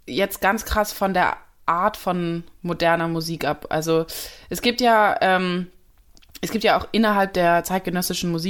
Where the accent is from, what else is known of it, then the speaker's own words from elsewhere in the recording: Germany; so ich bin Deutsche, kann ich auch nichts ändern, mein Akzent ist da, sorry.